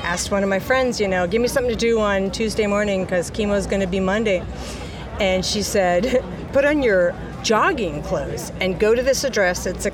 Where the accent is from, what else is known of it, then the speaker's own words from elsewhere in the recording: Portland, Oregon, United States; I'm from Portland, Oregon